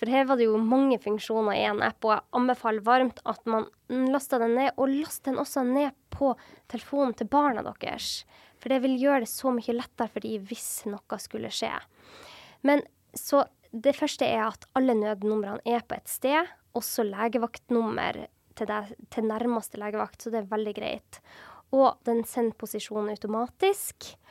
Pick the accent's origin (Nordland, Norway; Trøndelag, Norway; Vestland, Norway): Nordland, Norway; Sortland; gikk jeg og venninna oppover en topp som vi alltid går på på Sortland, der jeg er fra.